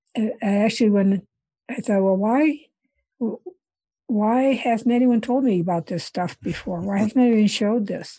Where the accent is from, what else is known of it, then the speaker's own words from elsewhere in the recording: Iowa, United States; moved away as an adult; also born or lived in India; I grew up in Iowa, and then, um, uh, after I grad-, went to college in Iowa